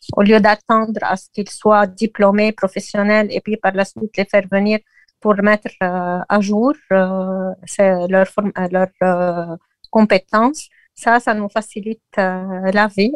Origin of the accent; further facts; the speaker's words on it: Lebanon; chez nous au Liban